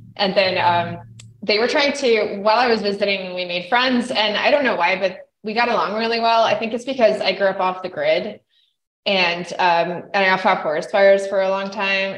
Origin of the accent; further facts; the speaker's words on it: Idaho, United States; moved away; also born or lived in Canada; I grew up in Idaho